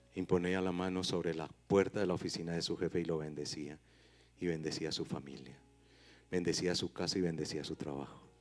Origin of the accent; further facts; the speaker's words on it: Paisa, Antioquia, Colombia; los paisas no somos regionalistas